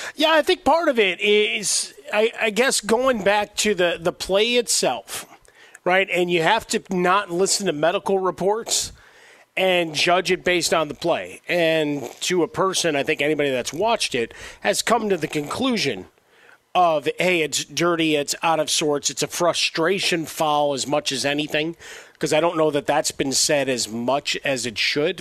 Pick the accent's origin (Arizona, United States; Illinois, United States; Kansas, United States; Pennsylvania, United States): Illinois, United States; Chicago; my hometown